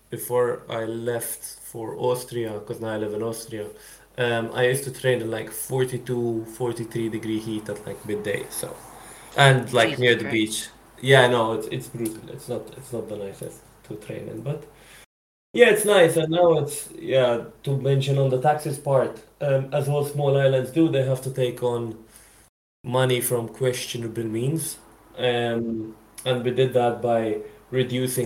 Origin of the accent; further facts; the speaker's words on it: Malta; I'm originally from Malta, which for people who don't know is a really small, tiny island just off of Sicily